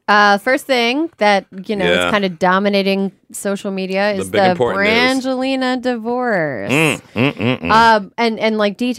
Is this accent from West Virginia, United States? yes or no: no; Wisconsin, United States; now in New York, United States; I'm from Wisconsin.